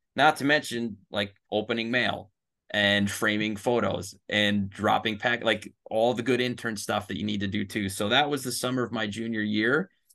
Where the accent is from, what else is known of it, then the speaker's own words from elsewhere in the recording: Chicago, Illinois, United States; my hometown